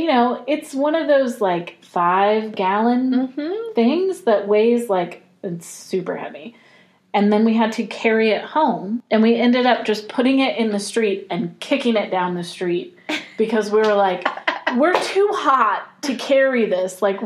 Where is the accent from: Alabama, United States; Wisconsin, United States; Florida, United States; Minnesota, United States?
Florida, United States; I grew up in the South, where it's humid mm-hmm. all the time. Like, I grew up in Florida, mostly